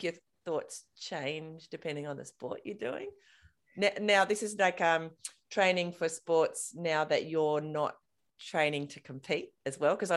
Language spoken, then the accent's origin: English; King Island, Tasmania, Australia; I grew up on King Island, there's a lot of wind on King Island